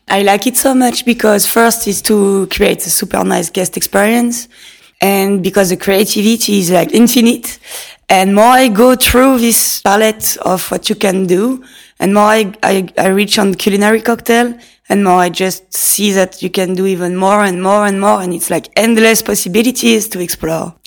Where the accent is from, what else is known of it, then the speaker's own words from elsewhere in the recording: Nice, Provence-Alpes-Côte d'Azur, France; English is a second language; moved away as an adult; also born or lived in London; now in Lausanne, Switzerland; I'm coming from Nice in south of France. So when I was young and I wanted to get my own money, I had to find a job.